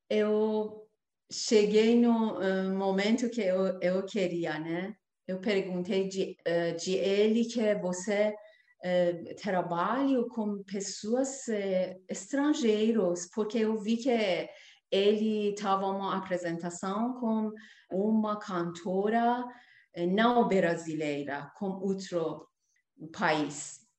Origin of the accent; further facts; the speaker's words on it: Iran; Portuguese is a second language; moved away as an adult; now in Brazil; eu deixei meu país, minha terra, para buscar realizar sonhos no Brasil